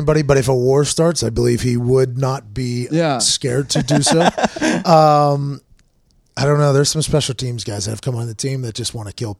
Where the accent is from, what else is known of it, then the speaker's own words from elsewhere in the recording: Ireland; I'm Irish, so I burn.